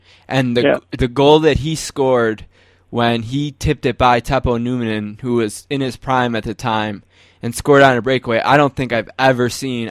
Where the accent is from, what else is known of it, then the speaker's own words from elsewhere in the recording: Buffalo, New York, United States; accent: Buffalo; You know I'm from Buffalo, New York, which means as a Western New Yorker, I'm no stranger to Canada.